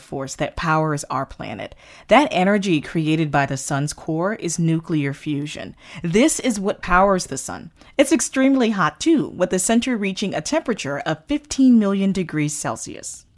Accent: Florida and the Caribbean, United States; growing up in Florida and in the Caribbean

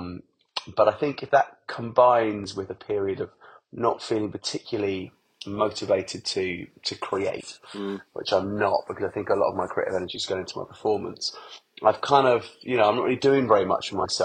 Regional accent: Essex, East of England, United Kingdom; also born or lived in Hackney, London / Highgate, London; I grew up in Essex

